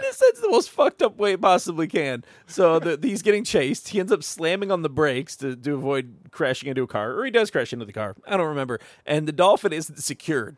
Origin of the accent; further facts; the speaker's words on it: Toledo, Ohio, United States; from Toledo